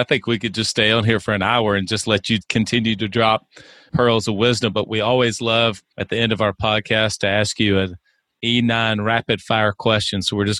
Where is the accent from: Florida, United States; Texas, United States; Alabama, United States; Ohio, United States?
Alabama, United States; Yeah, I am from Alabama, but I'm an Auburn guy, so.